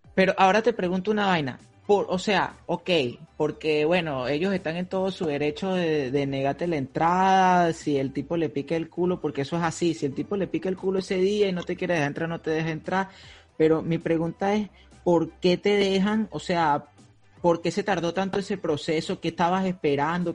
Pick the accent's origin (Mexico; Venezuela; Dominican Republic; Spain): Venezuela; moved away as an adult; now in United States